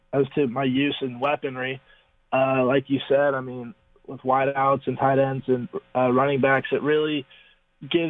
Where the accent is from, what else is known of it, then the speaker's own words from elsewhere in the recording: Newport Beach, California, United States; moved away as an adult; now in Berkeley, United States; it's an awesome place to grow up.